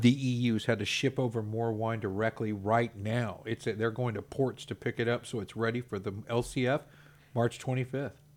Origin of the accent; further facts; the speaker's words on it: Texas, United States; I'm proud to be a Texan